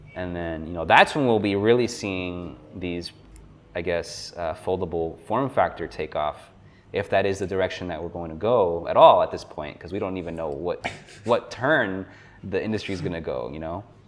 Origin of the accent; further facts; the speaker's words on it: South Florida, United States; moved away as an adult; also born or lived in New York; I have since moved back to my hometown in South Florida. So I'm originally from South Florida